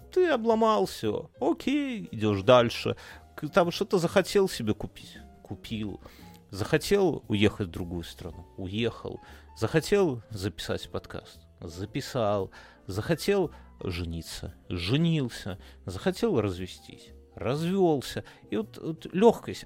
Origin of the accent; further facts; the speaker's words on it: Belarus; мы как бы белорусы